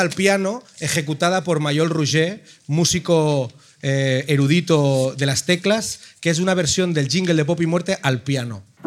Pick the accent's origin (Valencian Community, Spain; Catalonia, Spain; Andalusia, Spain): Catalonia, Spain; Ripollet; yo soy de Ripollet